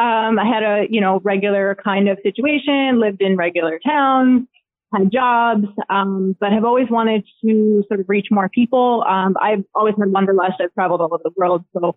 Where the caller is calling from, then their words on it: Charlotte, North Carolina, United States; I am currently in Charlotte, North Carolina.